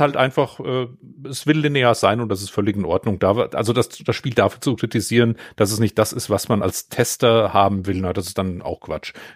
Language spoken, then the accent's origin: German; Vogelsberg, Hesse, Germany; den Lokalkrimi hier in meiner Heimat